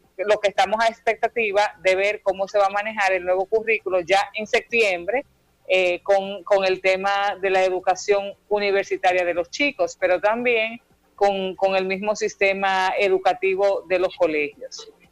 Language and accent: Spanish; Dominican Republic; como dominicanos